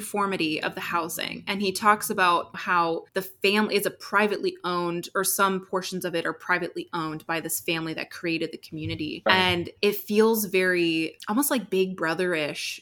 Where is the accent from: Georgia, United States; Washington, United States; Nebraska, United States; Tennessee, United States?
Washington, United States; Seattle; I grew up in Washington State, Seattle area